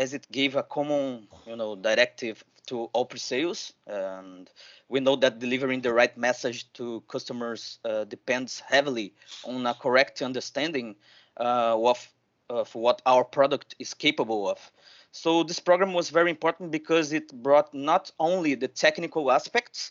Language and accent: English; Rio de Janeiro, Brazil; I'm from Rio de Janeiro. I'm based in Brazil.